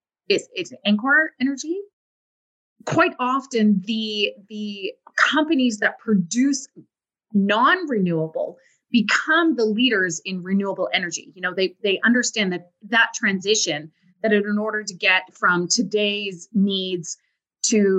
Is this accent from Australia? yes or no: no; Vulcan, Alberta, Canada; I'm from Vulcan, Alberta, which is a small town in southern Alberta